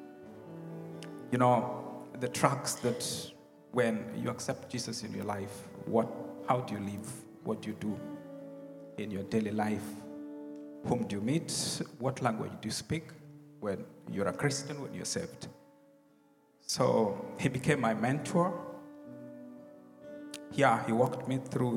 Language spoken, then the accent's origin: English; Kenya; first language Luo; English is a second language; now in Tacoma, United States; I grew up in a very tiny village, just a few miles from Lake Victoria